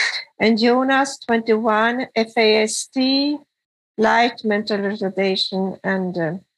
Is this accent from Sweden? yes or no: yes; Sweden; from Sweden.